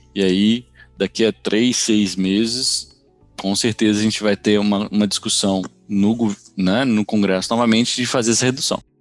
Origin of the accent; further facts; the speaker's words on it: Brazil; moved away as an adult; now in United States; eu sou brasileiro, moro nos Estados Unidos há mais de 20 anos